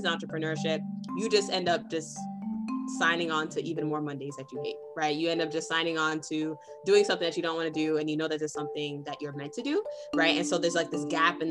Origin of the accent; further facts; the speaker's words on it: New York City, New York, United States; also born or lived in Boston, Massachusetts; now in California, United States; I'm originally from Brooklyn, New York